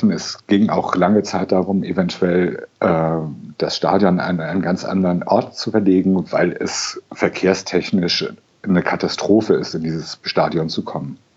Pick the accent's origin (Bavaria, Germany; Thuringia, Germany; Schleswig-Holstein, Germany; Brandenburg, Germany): Schleswig-Holstein, Germany; Lübeck; born there; moved away as an adult; also born or lived in Karlsruhe; now in Hamburg, Germany; als gebürtiger Lübecker zum Studieren nach Karlsruhe gezogen bin und dort 27 Jahre gelebt habe.